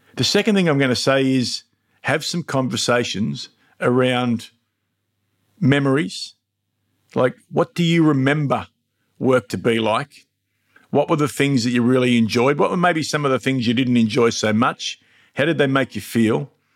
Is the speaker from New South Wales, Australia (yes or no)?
no; Mildura, Victoria, Australia; now in Melbourne, Australia; my hometown of Mildura